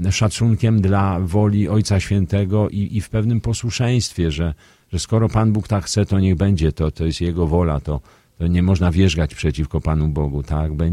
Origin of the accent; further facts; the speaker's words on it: Radom, Masovian Voivodeship, Poland; Tu się urodziłem, tu, tu mieszkali rodzice, tu, tu są moi przyjaciele, tu są, jest moja rodzina. No, kocham Radom.